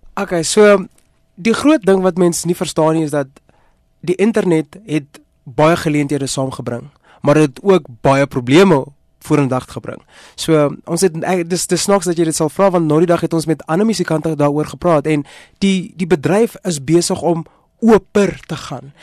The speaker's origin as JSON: {"language": "Afrikaans", "country": "South Africa", "said": "Ons is Suid-Afrikaners"}